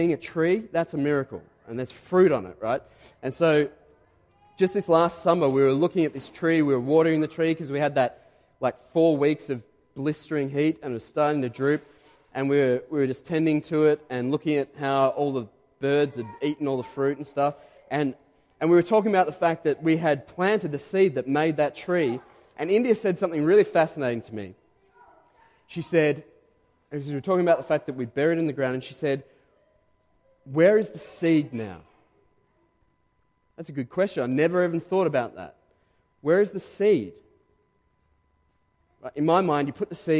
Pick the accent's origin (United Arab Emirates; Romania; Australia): Australia; Diamond Creek, Victoria; moved away as an adult; now in Caroline Springs, Australia; we grew up, my wife Renee and I, we grew up in Diamond Creek.